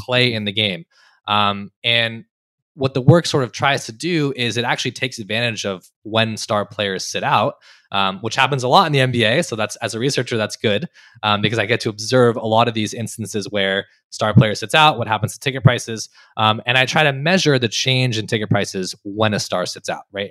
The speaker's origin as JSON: {"language": "English", "town": "Los Angeles", "region": "California", "country": "United States", "tie": "born or raised there", "also_born_or_lived": "Berkeley, California / Annapolis, Maryland", "moved": "as an adult", "said": "I grew up in California, born and raised in Los Angeles"}